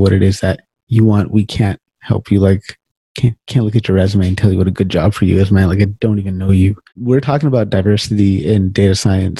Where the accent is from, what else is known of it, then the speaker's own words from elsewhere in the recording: Sacramento, California, United States; moved away as an adult; now in Canada; I live in Canada now, but I'm from Sacramento, California. I was born and raised there. I didn't leave till I was in my 30s.